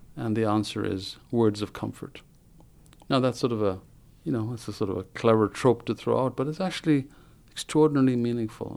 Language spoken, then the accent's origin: English; Ethiopia; moved away as an adult; now in United States; I was born in Africa, in Ethiopia